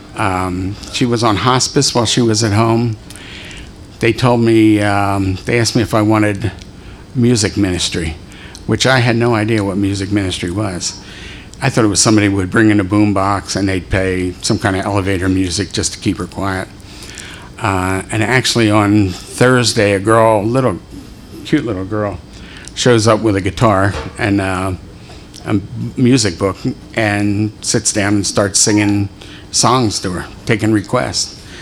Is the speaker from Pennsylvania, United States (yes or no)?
yes; Philadelphia, Pennsylvania, United States; I was born in Philadelphia, raised there